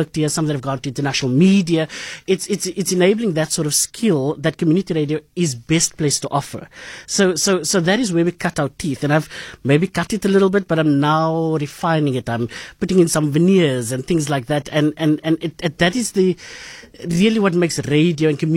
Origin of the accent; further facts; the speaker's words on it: Cape Town, Western Cape, South Africa; I grew up in Bonteville